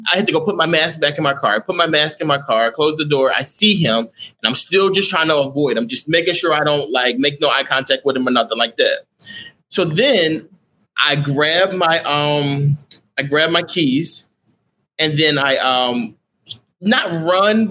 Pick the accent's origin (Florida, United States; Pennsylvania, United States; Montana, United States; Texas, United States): Texas, United States; I'm from Texas